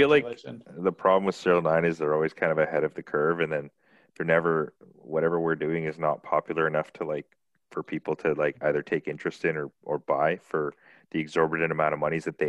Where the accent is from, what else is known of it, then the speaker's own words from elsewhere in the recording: Canada; here I am coming from Canada, like we just had a drift event